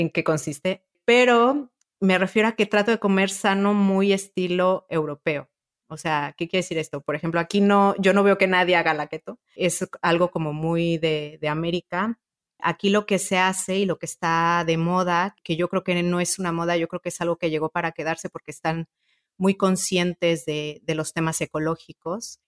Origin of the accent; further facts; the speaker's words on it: Mexico; moved away; also born or lived in Italy; yo soy mexicana y ya también soy europea, soy italiana